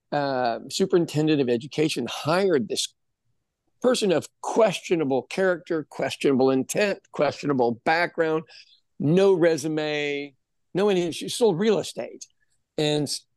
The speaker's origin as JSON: {"language": "English", "country": "United States"}